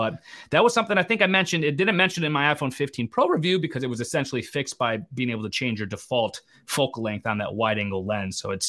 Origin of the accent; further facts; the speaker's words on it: Connecticut, United States; Not Canadian, Connecticut.